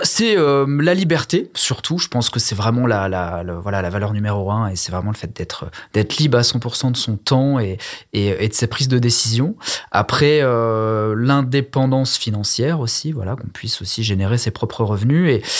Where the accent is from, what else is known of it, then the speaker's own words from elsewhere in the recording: Ardèche, Auvergne-Rhône-Alpes, France; moved away as an adult; also born or lived in Versailles; revenir en Ardèche, au soleil, euh, zone avec un pouvoir d'achat euh, hyper intéressant, des clients agréables et pas pressés. voilà, enfin, je, je, revenais dans ma région d'origine